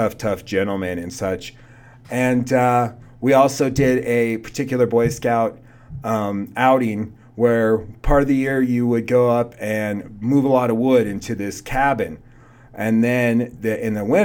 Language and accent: English; Gresham, Oregon, United States; growing up in Gresham, Oregon